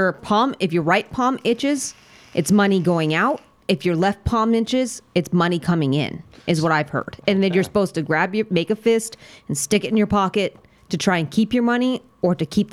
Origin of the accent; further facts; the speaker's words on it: United States; I'm American.